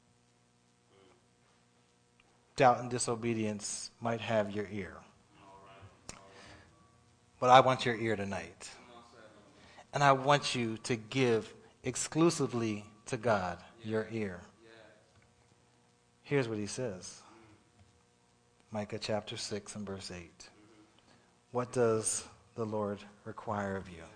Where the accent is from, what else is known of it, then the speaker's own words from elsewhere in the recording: Pennsylvania, United States; moved away; I'm from Pennsylvania